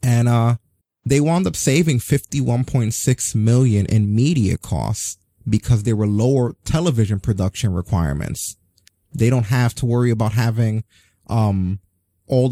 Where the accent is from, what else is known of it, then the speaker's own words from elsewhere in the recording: New York, United States; I grew up in New York, and in the rough time in the 80s when like the actual ghetto neighborhoods were the ghetto neighborhoods